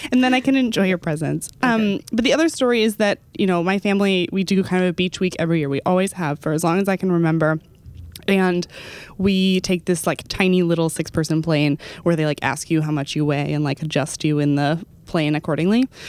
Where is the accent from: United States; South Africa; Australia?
United States; Dallas, Texas; born or raised there; moved away